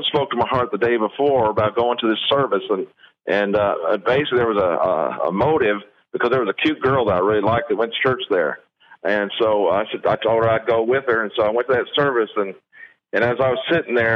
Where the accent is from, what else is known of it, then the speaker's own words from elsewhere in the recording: Evansville, Indiana, United States; now in Kiln, United States; I was born and raised in Evansville, Indiana, to a family that was poor and hardworking